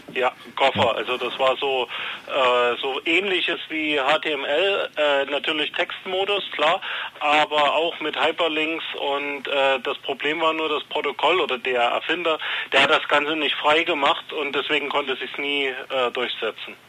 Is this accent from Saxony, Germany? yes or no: yes; Plauen, Saxony, Germany; Plauen, da wo ich herkomme